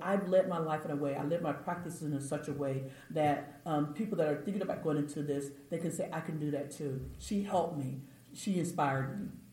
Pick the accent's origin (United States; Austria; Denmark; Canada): United States; Austin, Texas; I was from Austin